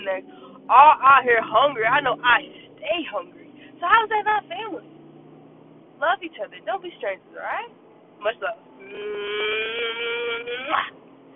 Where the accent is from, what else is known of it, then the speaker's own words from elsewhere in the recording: Jamaica; now in Decatur, Georgia, United States; my entire childhood was raised in Jamaica.